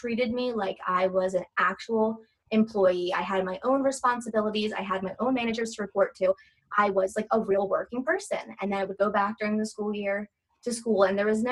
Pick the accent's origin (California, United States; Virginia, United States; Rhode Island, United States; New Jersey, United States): New Jersey, United States; I'm on the East Coast, I'm from Jersey